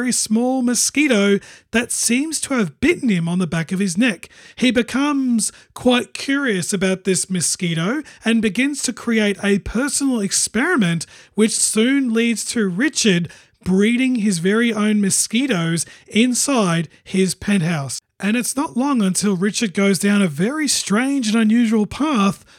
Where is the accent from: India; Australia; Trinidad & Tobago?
Australia; I'm from Australia